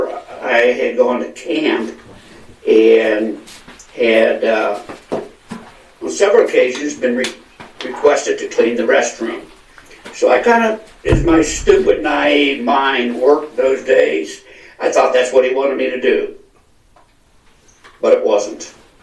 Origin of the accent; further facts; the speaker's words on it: Delaware, Ohio, United States; now in Scottsdale, United States; I grew up in Delaware, Ohio, and now live in Scottsdale, Arizona.